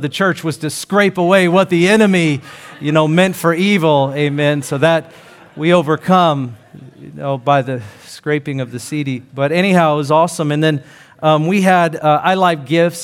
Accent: Seattle, Washington, United States; I'm from Seattle

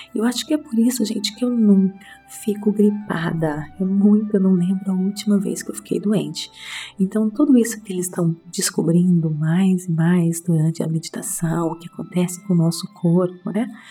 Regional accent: Brazil; moved away; Tanto tempo fora do Brasil, meu português está um pouquinho fraquinho.

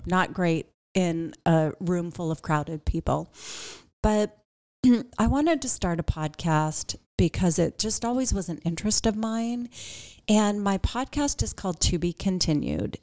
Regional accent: Pittsburgh, Pennsylvania, United States; also born or lived in Miami, Florida; now in Phoenix, United States; I came from a medium-sized town, so I grew up outside of Pittsburgh

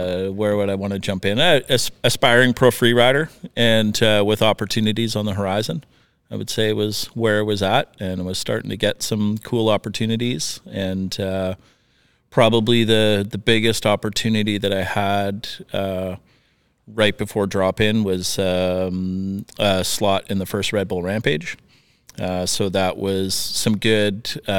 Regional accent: Northern Saskatchewan, Canada; moved away as an adult; also born or lived in Regina / Invermere; now in North Vancouver, Canada; I grew up in Northern Saskatchewan

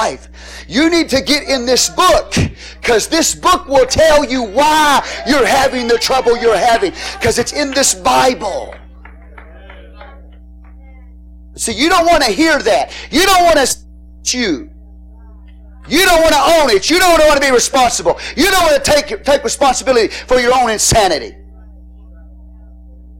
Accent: Texas, United States; I'm Texan

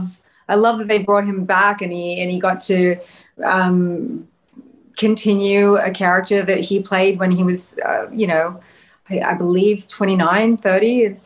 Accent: Australia; Yes. I mean, growing up in Australia is the literal best. I could not be more thankful to have been born in Australia and be Australian, be a little, you know, suburban Aussie kid growing up, going to the beach.

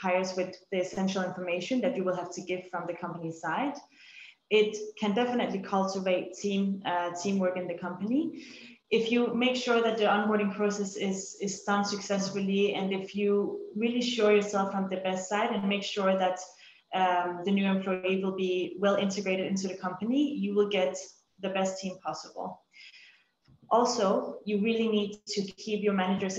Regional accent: Denmark; moved away as an adult; now in Dubai, United Arab Emirates; we are from Denmark

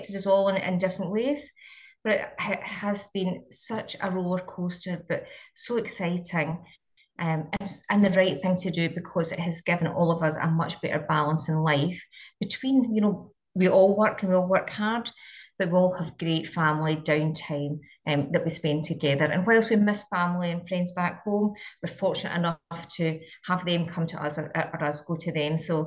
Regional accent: Scotland, United Kingdom; moved away as an adult; now in Australia; I'm from Scotland, so you'll probably pick that up during the interview

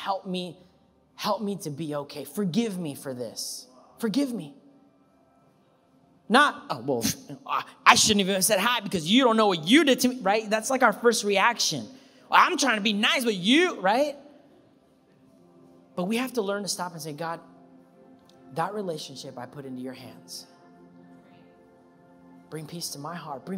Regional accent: Anaheim, California, United States; I'm from Anaheim

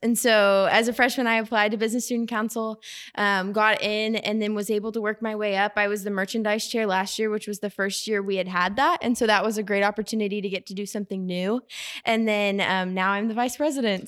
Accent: Edmond, Oklahoma, United States; I'm from Edmond, Oklahoma

